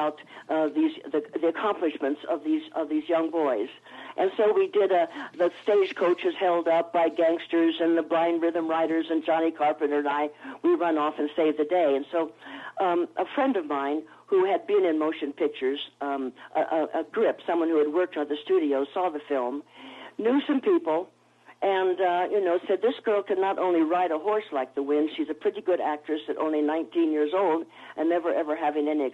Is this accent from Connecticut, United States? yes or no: no; Los Angeles, California, United States; I was born in Hollywood, California, at the Hollywood Hospital